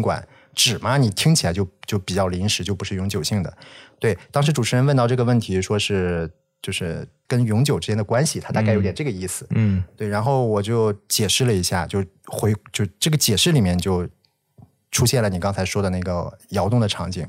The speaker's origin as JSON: {"language": "Chinese", "region": "Shanxi", "country": "China", "tie": "born or raised there", "moved": "as an adult", "said": "我确实是山西人，在大学之前我基本上在山西生活和接受教育"}